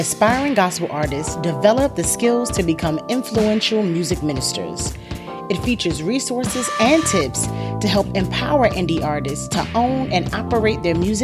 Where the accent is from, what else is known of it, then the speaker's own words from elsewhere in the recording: New York City, New York, United States; I'm from Queens